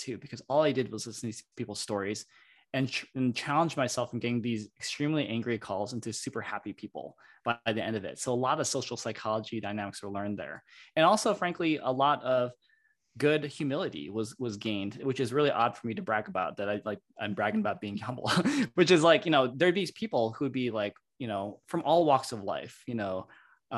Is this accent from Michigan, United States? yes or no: yes; Michigan, United States; moved away as an adult; also born or lived in Stanford, California; Growing up in Michigan